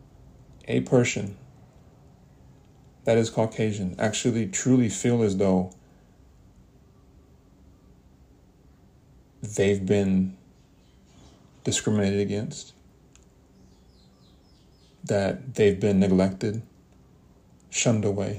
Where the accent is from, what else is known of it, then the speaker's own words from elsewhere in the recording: United States; We as a people that represent the United States of America